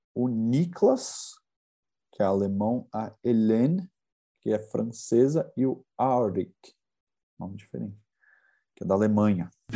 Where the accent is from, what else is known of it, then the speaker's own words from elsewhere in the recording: São Paulo, Brazil; eu que sou de São Paulo